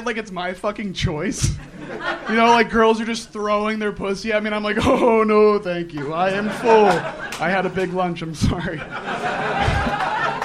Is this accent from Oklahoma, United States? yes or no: no; Lansdale, Pennsylvania, United States; moved away as an adult; now in Los Angeles, United States; I'm from like 40 minutes north, Lansdale